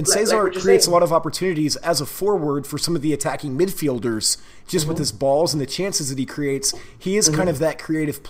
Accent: Texas, United States; Like, that's a Northeastern thing, and I'm from Texas.

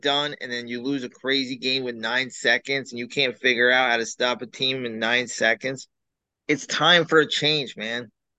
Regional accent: New York, United States; growing up in New York

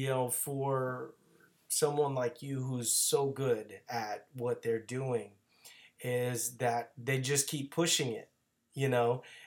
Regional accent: Louisiana, United States; I'm from Louisiana

